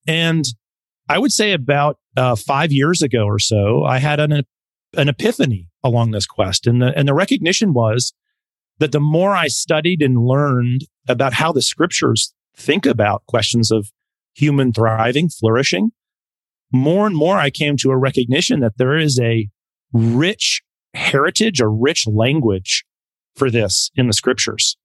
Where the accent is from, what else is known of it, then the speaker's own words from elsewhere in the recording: Montana, United States; moved away; I'm originally from Montana. So I'm a very yes. proud, yes, very proud Montanan.